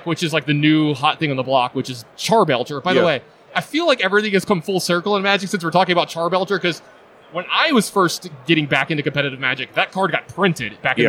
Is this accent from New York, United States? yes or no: no; Bettors, Louisiana, United States; also born or lived in Las Vegas; I'm in from Bettors, Louisiana.